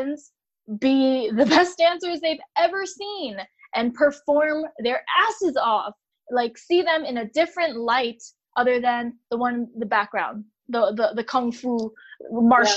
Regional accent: United States; I'm American

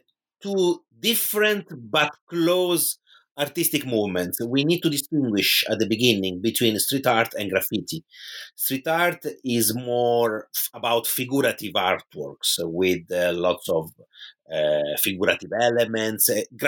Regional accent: Pisa, Tuscany, Italy; in my hometown in Tuscany, which is Pisa in Italy

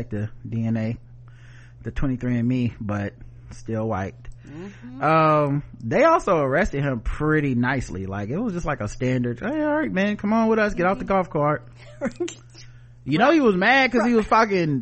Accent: the South, United States; I'm from the South

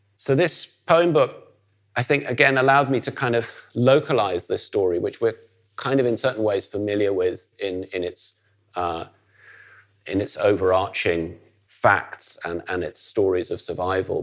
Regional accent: Netherlands; as somebody growing up in the Netherlands

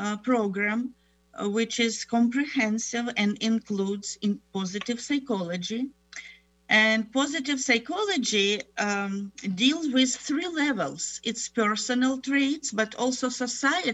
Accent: Ukraine; moved away as an adult; also born or lived in Germany / Moscow / Tennessee; now in United States; I was born in Germany, grew up in Ukraine, got my doctoral program in Moscow University and then the University of Tennessee

